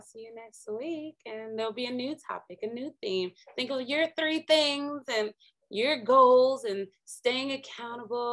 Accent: Minnesota, United States; moved away as an adult; I'm from Minnesota, because, you know, left the cold in Minnesota.

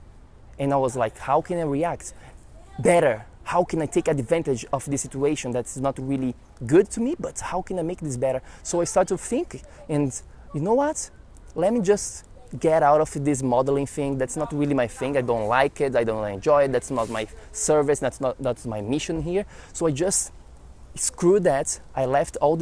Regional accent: Florianópolis, Santa Catarina, Brazil; now in United States; I was in Brazil, I was in my hometown, Florianópolis

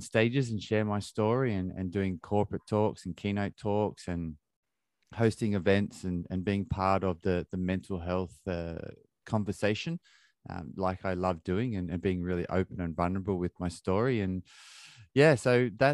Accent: Australia; now in London, United Kingdom; I have a very close relationship with my parents, who live on the other side of the world in Australia, and I'm in London. That's where I grew up in Australia

